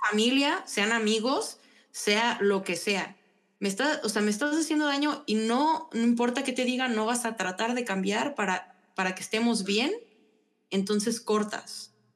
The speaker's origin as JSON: {"language": "Spanish", "town": "León", "region": "Guanajuato", "country": "Mexico", "also_born_or_lived": "San Luis Potosí, Mexico", "said": "Soy panza verde y también soy potosina"}